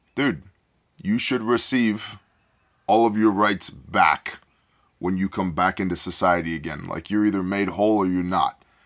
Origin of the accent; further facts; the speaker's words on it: United States; We're American, not Canadian